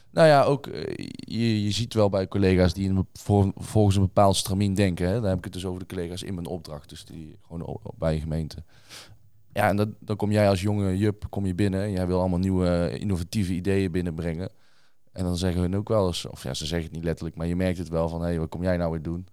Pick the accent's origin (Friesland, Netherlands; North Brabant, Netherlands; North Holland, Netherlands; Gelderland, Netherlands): North Brabant, Netherlands; Tilburg; ik kom zelf uit Tilburg